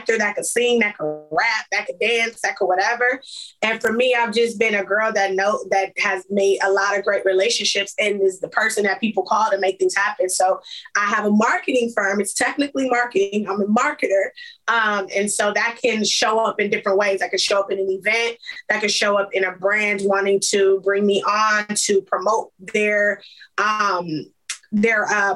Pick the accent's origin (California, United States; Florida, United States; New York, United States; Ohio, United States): California, United States; Compton; I'm from Compton